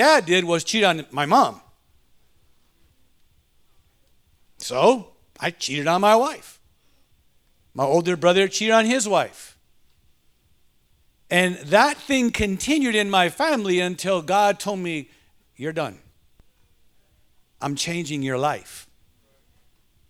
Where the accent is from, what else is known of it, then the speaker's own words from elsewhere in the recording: Detroit, Michigan, United States; I was raised in Detroit